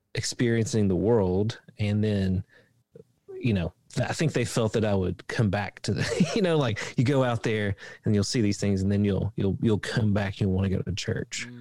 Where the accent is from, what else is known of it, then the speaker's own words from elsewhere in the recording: Appalachia in Eastern Kentucky, United States; I grew up in Appalachia in Eastern Kentucky